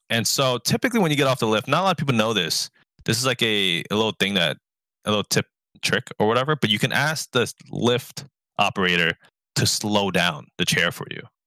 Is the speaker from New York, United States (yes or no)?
yes; New York City, New York, United States; I grew up in New York, New York City public education system